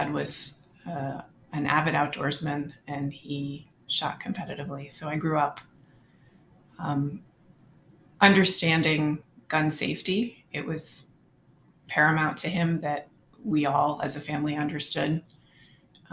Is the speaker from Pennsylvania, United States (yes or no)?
yes; Pocono Mountains, northeastern Pennsylvania, United States; I grew up in northeastern Pennsylvania in the Pocono Mountains